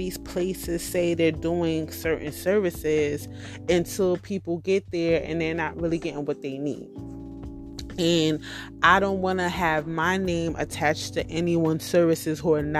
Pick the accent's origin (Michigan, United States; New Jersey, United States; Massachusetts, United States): New Jersey, United States; I'm from New Jersey and I live in the Hudson County area